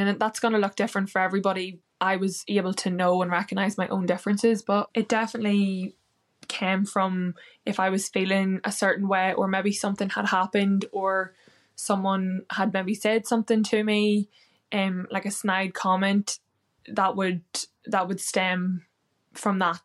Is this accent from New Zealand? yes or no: no; Northern Ireland, United Kingdom; now in London, United Kingdom; I'm from Ireland, Northern Ireland, and I live in London now